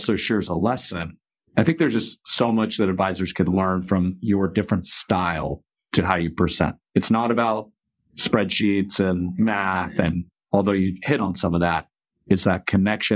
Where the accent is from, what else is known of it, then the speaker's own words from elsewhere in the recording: Kansas, United States; growing up in Kansas